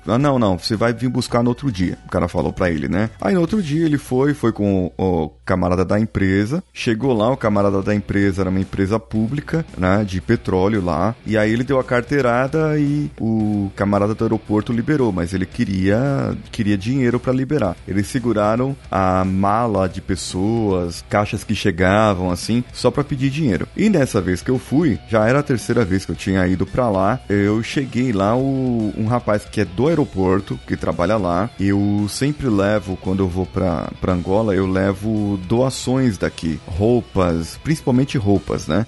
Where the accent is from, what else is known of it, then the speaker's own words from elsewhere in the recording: Brazil; a gente é brasileiro